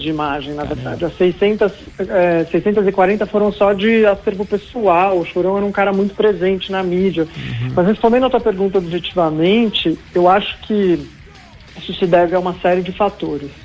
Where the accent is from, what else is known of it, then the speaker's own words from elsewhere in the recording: Santos, São Paulo, Brazil; não nasci em Santos, mas uhum. mudei para lá uhum. criança e acho que me encontrei também como ele, assim, na cidade